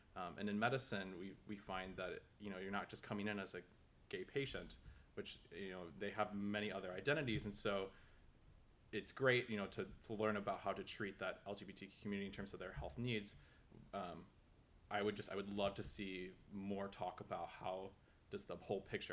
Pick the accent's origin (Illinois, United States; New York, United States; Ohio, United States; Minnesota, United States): Minnesota, United States; Minneapolis; moved away; I am from Minneapolis, Minnesota